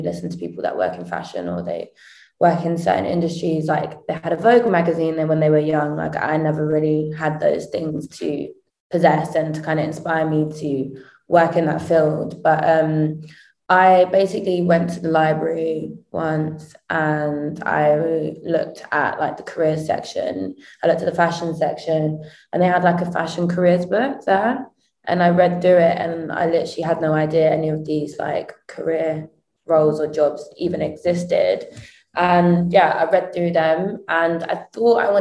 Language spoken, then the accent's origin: English; Croydon, London, United Kingdom; I grew up in Croydon in South London